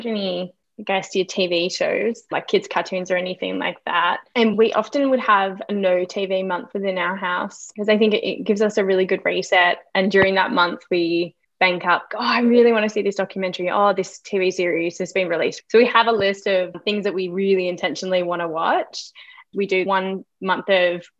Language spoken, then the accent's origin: English; Geraldton, Western Australia, Australia; also born or lived in Melbourne; now in Brisbane, Australia; my hometown, which was Geraldton on the west coast